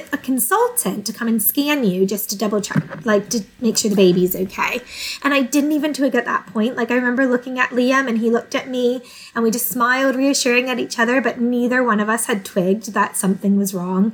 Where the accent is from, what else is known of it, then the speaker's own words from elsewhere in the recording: United States; moved away as an adult; now in England; I'm originally from the States, although my mum is English